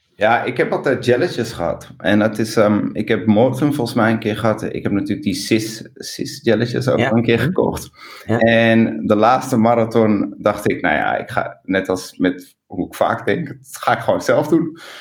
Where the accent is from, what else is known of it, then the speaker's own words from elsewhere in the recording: Amsterdam, North Holland, Netherlands; ik ben geboren in Amsterdam en ik ben heel erg trots op Amsterdam